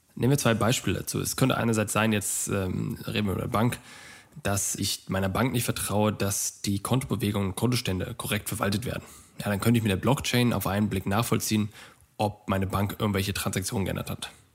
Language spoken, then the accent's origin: German; Germany; bei uns in Deutschland